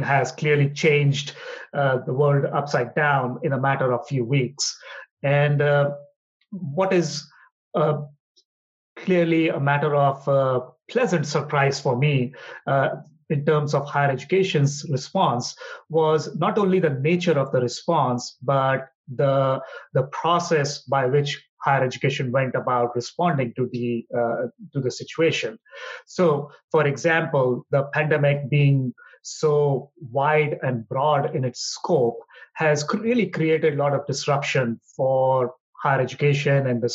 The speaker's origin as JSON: {"language": "English", "country": "India", "tie": "born or raised there", "also_born_or_lived": "Hyderabad, India", "moved": "as an adult", "lives_now": "Washington, D.C., United States", "said": "born and brought up in India"}